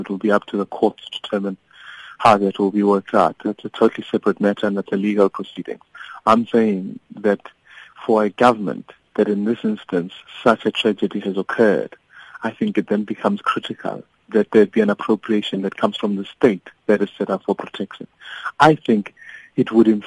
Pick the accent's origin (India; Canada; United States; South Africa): South Africa; as the South African people